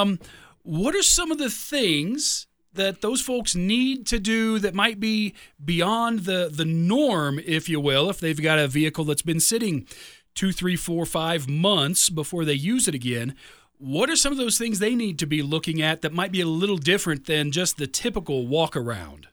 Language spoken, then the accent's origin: English; Midwest, United States; moved away; also born or lived in Chicago suburbs, Illinois; I grew up in the Midwest. I lived, you know, ten years in the Chicago suburbs